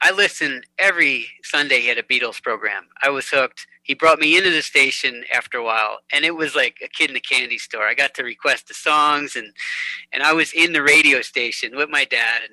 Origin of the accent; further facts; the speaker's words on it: Hudson, New York, United States; moved away as an adult; also born or lived in Boston; now in Asheville, United States; I was grew up in Hudson, New York, went to Boston for a bigger music scene